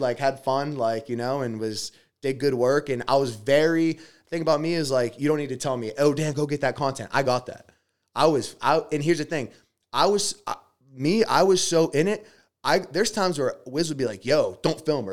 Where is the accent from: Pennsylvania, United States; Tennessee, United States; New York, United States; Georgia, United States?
Pennsylvania, United States; Pittsburgh; I'm from Pittsburgh, PA uh, from a family that's just working class